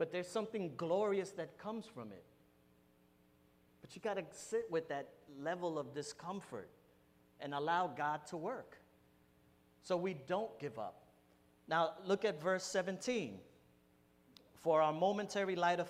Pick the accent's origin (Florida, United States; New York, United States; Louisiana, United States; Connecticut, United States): New York, United States; New York City; I'm Puerto Rican, I'm from New York. I hung out in bodegas my whole life